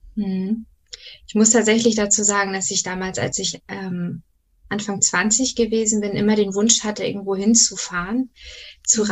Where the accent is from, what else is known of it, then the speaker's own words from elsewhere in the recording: Schleswig-Holstein, Germany; komme aus dem wunderschönen Schleswig-Holstein